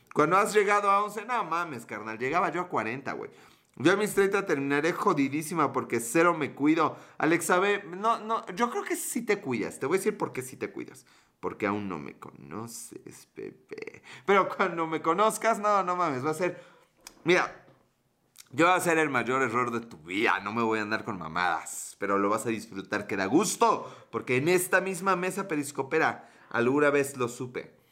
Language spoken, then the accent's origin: Spanish; Mexico; somos mexicanos